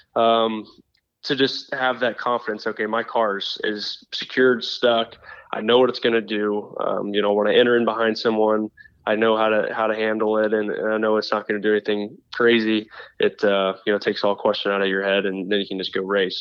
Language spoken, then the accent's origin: English; Indianapolis, Indiana, United States; We're all from Indianapolis area